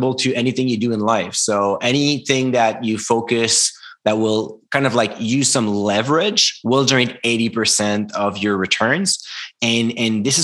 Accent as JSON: {"language": "English", "country": "Canada", "second_language": "English", "said": "I'm French Canadian"}